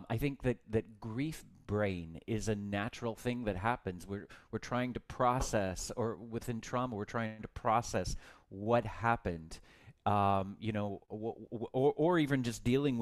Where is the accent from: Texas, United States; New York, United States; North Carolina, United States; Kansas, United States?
Texas, United States; I grew up in Texas